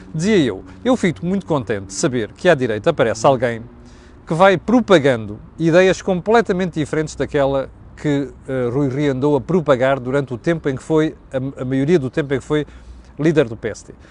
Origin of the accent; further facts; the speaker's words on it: Mozambique; now in Portugal; eu cresci nas ex-colónias, cresci em Moçambique